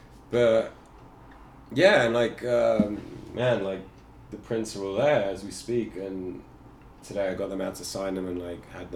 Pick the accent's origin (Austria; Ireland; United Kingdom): Ireland; moved away; also born or lived in New York; I'm like an Irish Jew